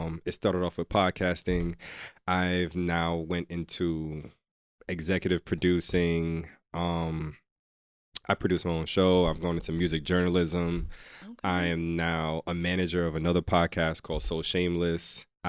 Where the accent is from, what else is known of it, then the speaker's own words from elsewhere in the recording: Jamaica; I'm definitely Jamaican.